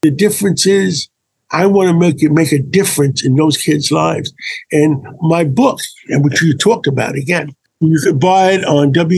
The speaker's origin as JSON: {"language": "English", "town": "New York City", "region": "New York", "country": "United States", "tie": "born or raised there", "said": "I grew up in Harlem. I grew up on 135th Street."}